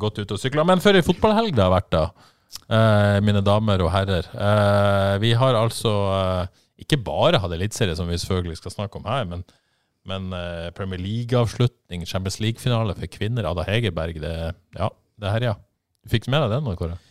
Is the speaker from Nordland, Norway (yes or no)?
yes; Bodø, Nordland, Norway; jeg er fra Bodø